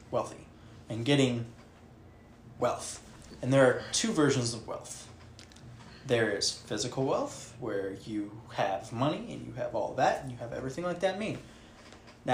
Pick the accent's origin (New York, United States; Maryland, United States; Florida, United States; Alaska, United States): Alaska, United States; born and raised in Alaska